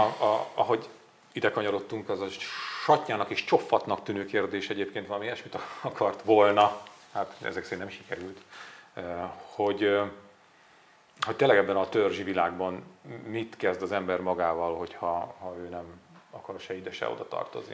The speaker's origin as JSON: {"language": "Hungarian", "region": "Borsod-Abaúj-Zemplén", "country": "Hungary", "said": "én vidéki vagyok"}